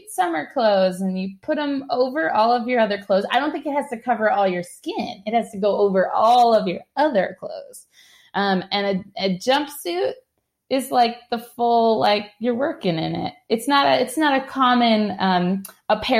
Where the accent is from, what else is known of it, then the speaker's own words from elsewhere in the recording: East Coast, United States; moved away; I grew up on the East Coast